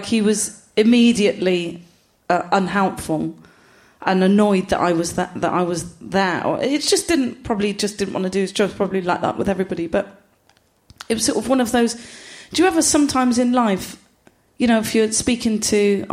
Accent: Gloucester, South West England, United Kingdom; I'm from Gloucester.

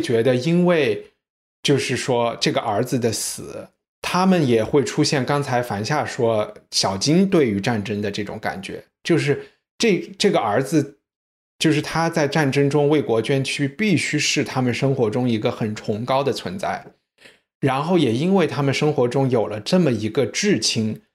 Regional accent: China; 是不是我们中国人之前有的那种礼仪的

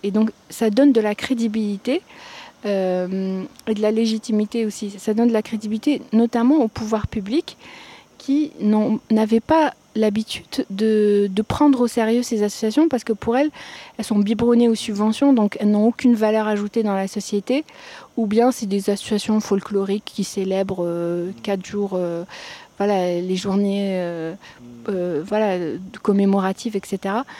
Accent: Algeria; also born or lived in Paris; je suis algérienne

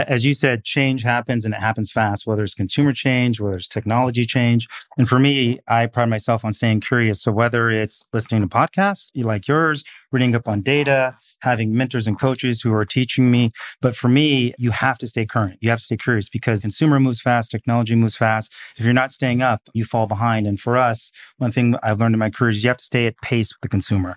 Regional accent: Seattle, Washington, United States; moved away; also born or lived in Portland / New York; I'm a kid from the Pacific Northwest, so grew up in Seattle

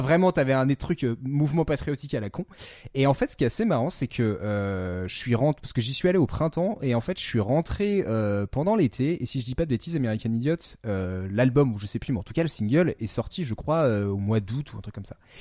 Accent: France; en tant que petit français

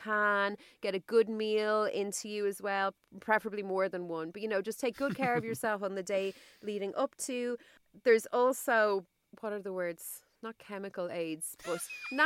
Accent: Ireland; as Irish hot girls

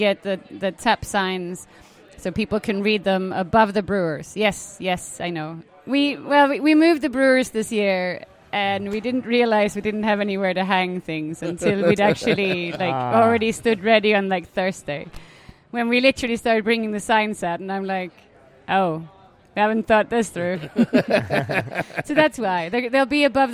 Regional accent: Helsingborg, Skåne, Sweden; moved away as an adult; I was born and raised here in Helsingborg

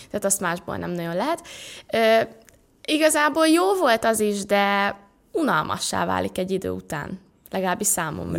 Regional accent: Pécs, Baranya, Hungary; moved away as an adult; now in Budapest, Hungary; felköltöztem Budapestre, mert ugye Pécsen születtem

